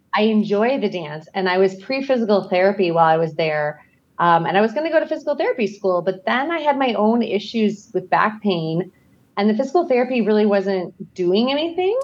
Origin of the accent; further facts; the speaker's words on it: Scottsdale, Arizona, United States; now in Idaho, United States; I grew up in Scottsdale, Arizona.